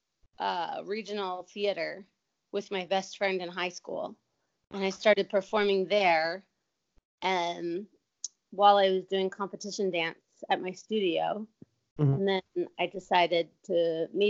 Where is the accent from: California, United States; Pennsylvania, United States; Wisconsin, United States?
Pennsylvania, United States; Bucks County; moved away as an adult; also born or lived in New York City, United States; now in Tokyo, Japan; Bucks County, Pennsylvania